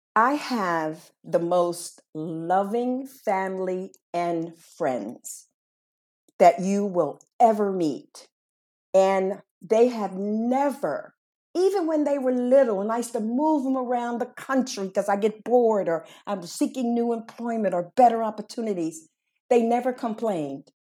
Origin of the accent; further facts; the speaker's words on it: Washington, District of Columbia, United States; moved away as an adult; now in Barcelona, Spain; My hometown was Washington, D C